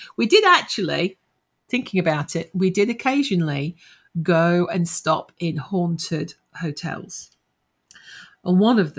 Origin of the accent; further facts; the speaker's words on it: Nottingham, East Midlands, United Kingdom; now in Australia; I'm originally from Nottingham.